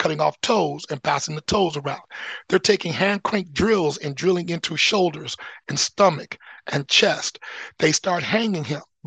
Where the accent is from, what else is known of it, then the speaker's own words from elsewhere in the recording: Anchorage, Alaska, United States; now in Oregon, United States; growing up in Alyeska, in Anchorage, which is the least racist location